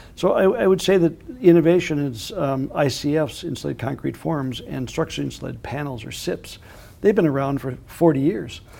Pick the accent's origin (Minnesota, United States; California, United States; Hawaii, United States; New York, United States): Minnesota, United States; When I grew up in Minnesota